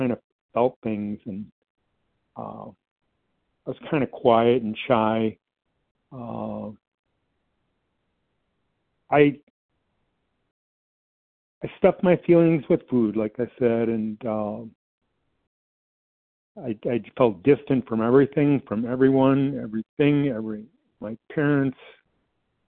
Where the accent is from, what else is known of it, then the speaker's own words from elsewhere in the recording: Detroit, Michigan, United States; My childhood, I grew up in the Metro Detroit area